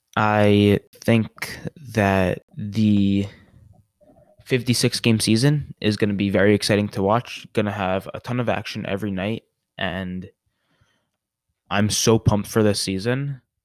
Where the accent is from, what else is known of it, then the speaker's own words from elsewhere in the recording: New York, United States; moved away; I am originally from New York, and I am a huge Ranger fan